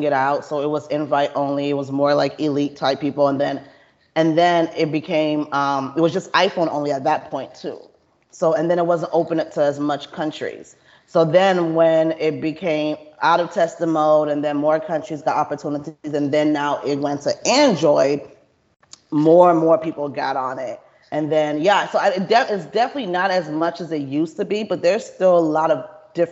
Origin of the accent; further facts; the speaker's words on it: Atlanta, Georgia, United States; moved away as an adult; now in Houston, United States; I'm not even from Texas. So I'm from Atlanta. So I came to Houston like 10 years ago